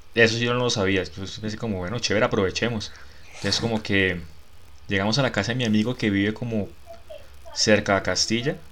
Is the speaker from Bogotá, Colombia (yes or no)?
no; Barrancabermeja, Santander, Colombia; moved away as an adult; now in Bogotá, Colombia; en Barranca, yo prácticamente que ni salí de Santander cuando vivía allá